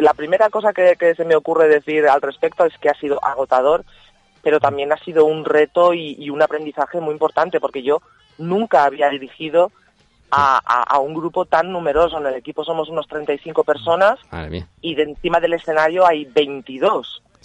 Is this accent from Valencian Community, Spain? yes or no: yes; Manises, Valencian Community, Spain